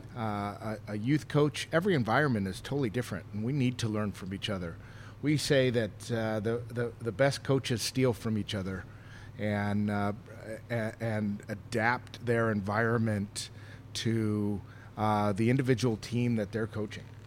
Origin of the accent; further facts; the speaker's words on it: Chicago, Illinois, United States; I grew up in the Chicagoland area